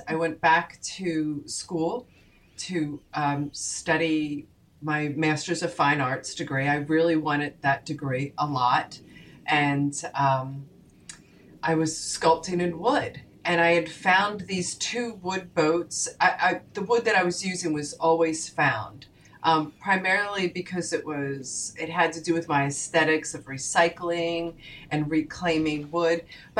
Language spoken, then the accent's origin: English; Haddonfield, New Jersey, United States; my hometown of Haddonfield, New Jersey